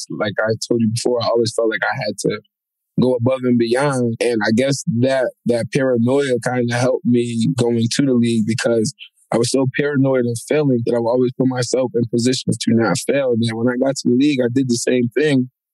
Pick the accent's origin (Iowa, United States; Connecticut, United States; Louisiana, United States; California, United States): Connecticut, United States; Waterbury; I'm from Waterbury